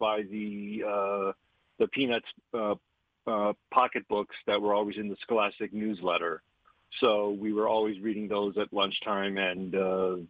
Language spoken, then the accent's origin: English; Milwaukee, Wisconsin, United States; I grew up in Milwaukee, Wisconsin